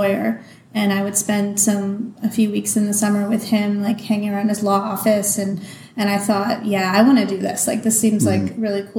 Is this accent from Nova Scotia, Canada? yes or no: no; Toronto, Ontario, Canada; moved away as an adult; also born or lived in Kingston, Ontario; So I come from Toronto, Canada. Grew up in Toronto